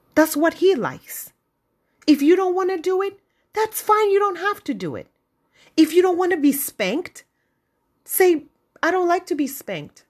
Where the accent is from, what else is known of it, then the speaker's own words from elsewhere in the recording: Gambia; moved away; growing up in the Gambia